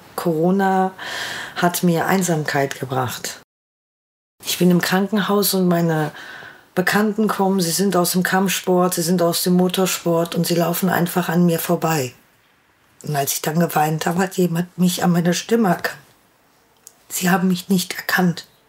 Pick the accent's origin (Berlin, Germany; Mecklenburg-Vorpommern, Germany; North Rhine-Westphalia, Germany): North Rhine-Westphalia, Germany; Ruhr area; Ich komme aus dem Ruhrgebiet